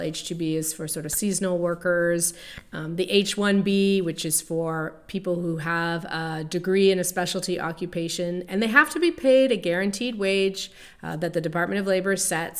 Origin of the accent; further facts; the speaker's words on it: Canada; moved away as an adult; now in Chicago, United States; I'm originally from Canada, and I came, I immigrated to the United States.